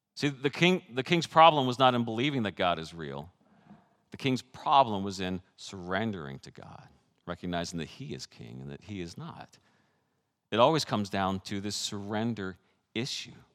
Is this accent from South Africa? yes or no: no; Canada; moved away; I grew up in Canada with six years of French